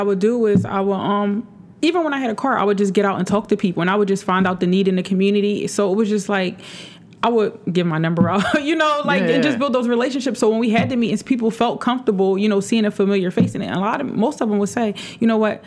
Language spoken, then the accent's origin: English; Philadelphia, Pennsylvania, United States; I'm from West Philly. You know what I mean? I'm from this neighborhood.